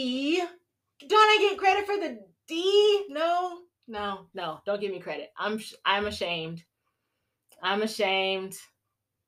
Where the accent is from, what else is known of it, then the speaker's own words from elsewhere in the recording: the South, United States; As a Southerner